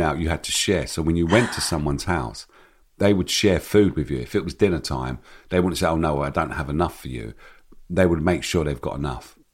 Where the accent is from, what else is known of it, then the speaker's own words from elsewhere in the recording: London, United Kingdom; growing up in Hackney